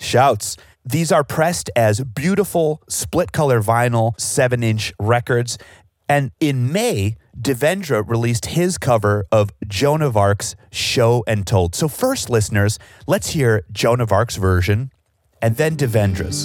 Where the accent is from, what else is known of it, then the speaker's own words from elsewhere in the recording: Chicago, Illinois, United States; growing up in Chicago